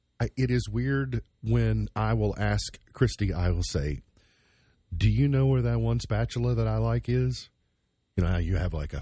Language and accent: English; Kentucky, United States; I'm from Kentucky.